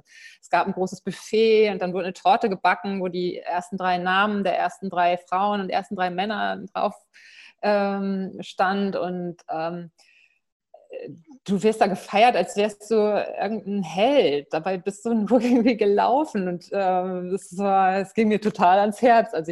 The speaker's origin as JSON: {"language": "German", "region": "Lower Saxony", "country": "Germany", "tie": "born or raised there", "said": "Seit der Kindheit halt. Ich bin im Emsland aufgewachsen. Unendliche Weiten. Da muss man einfach laufen."}